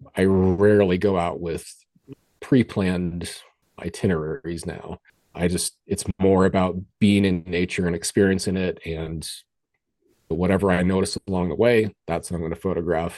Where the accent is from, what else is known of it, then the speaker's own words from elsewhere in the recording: Colorado, United States; I grew up in Colorado, so I was always in the mountains